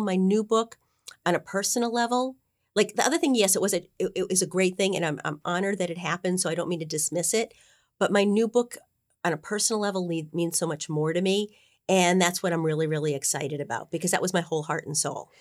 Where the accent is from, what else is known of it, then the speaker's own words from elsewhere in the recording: Boston, Massachusetts, United States; I am a Bostonian.